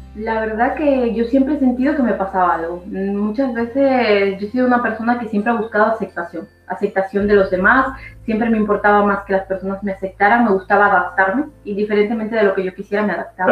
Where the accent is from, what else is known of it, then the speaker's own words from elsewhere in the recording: Ecuador; now in Spain; soy de Ecuador, llevo viviendo más de 20 años en España